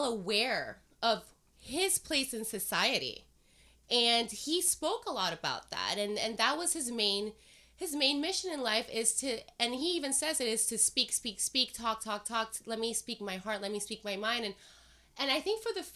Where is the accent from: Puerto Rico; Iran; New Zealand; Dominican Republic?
Puerto Rico; I grew up in Puerto Rico